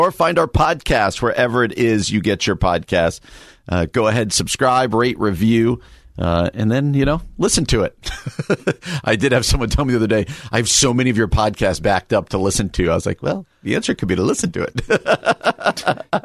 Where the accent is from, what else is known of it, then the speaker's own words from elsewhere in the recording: New Jersey, United States; moved away; where I grew up in New Jersey